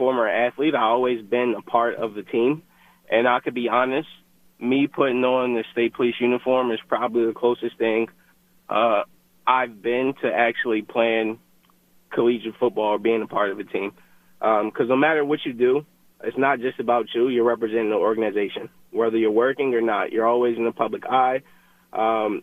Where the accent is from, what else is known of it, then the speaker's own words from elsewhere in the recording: Harrisburg, Pennsylvania, United States; moved away as an adult; also born or lived in Boston; now in New Hampshire, United States; I'm from Harrisburg, Pennsylvania, born and raised